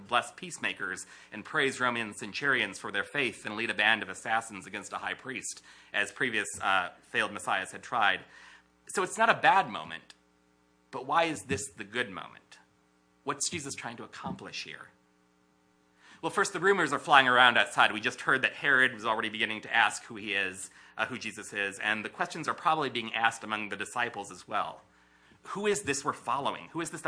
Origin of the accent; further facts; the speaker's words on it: United States; As an American in my mid-30s, whose ancestors were at least nominally Christian as far back as I know